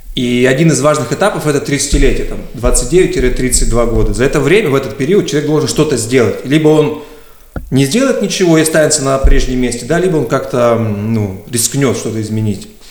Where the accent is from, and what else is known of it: Surgut, Khanty-Mansi Autonomous Okrug, Russia; moved away as an adult; also born or lived in Tyumen; now in Moscow, Russia